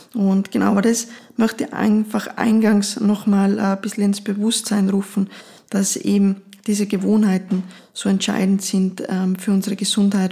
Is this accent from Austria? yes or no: yes; Austria; bei uns in Österreich